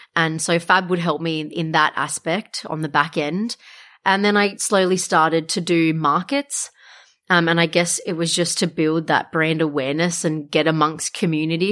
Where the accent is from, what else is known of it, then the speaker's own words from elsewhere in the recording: Wollongong, New South Wales, Australia; a lot of people don't know that I'm from Wollongong